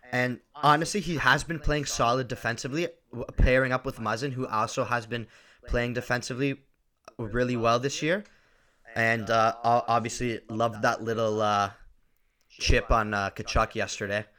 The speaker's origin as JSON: {"language": "English", "town": "Markham", "region": "Ontario", "country": "Canada", "said": "I am from Markham, Ontario."}